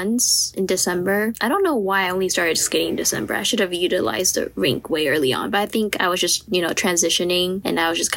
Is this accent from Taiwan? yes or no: yes; Taiwan; moved away as an adult; I'm from Taiwan